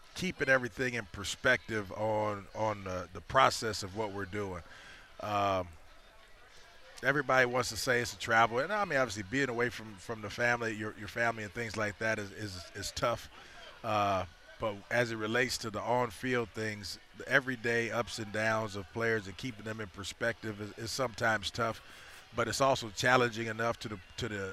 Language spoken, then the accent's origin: English; Los Angeles, California, United States; now in Chicago, United States; growing up in Los Angeles